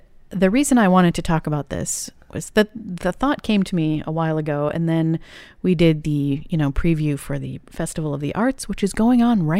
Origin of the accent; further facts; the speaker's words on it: Massachusetts, United States; I grew up outside of Boston, so it was very easy for us to go into the city.